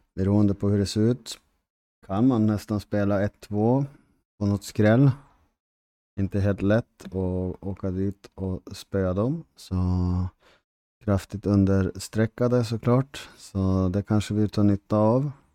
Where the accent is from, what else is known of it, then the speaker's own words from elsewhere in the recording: Härnösand, Västernorrland County, Sweden; jag är från Västernorrland, från residensstaden Härnösand